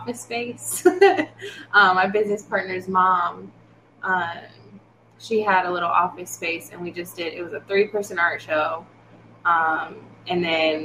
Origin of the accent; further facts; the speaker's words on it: Fort Wayne, Indiana, United States; I'm from Fort Wayne, Indiana. And then moved to Indianapolis.